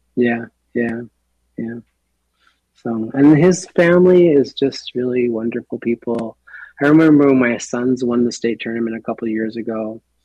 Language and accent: English; Minneapolis, Minnesota, United States; moved away; being a young man, growing up in the Twin Cities